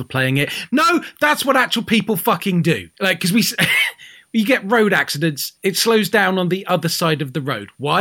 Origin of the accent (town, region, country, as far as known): United Kingdom; moved away as an adult; now in Spain